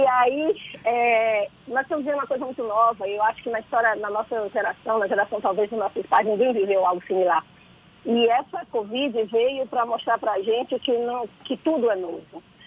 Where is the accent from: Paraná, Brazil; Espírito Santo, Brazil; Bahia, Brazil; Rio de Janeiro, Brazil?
Bahia, Brazil; Salvador; Salvador é a minha cidade, né? Eu conheço essa cidade desde que eu nasci. É, eu sou a menina que nasceu em São Gonçalo do Retiro